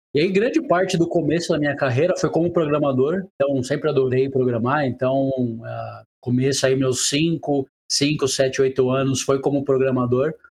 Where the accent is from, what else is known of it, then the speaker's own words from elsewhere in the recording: Brazil; accent: interior; moved away as an adult; also born or lived in Brasília / São Paulo; now in Rio de Janeiro, Brazil; eu sou do interior, deve estar tá percebendo pelo meu sotaque